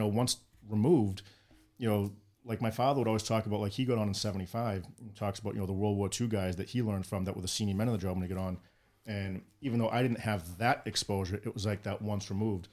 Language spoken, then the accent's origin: English; Boston, Massachusetts, United States; moved away; also born or lived in Baltimore; growing up in West Roxbury